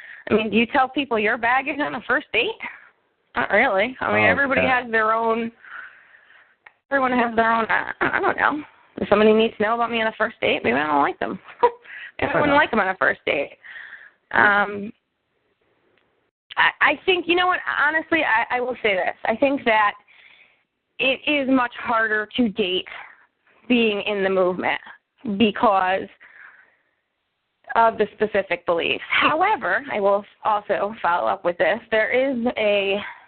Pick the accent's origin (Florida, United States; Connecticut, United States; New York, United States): Connecticut, United States; I am from Connecticut.